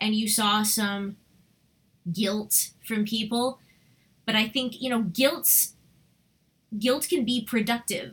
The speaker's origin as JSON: {"language": "English", "area": "Westchester", "region": "New York", "country": "United States", "tie": "born or raised there", "said": "We grew up in Westchester"}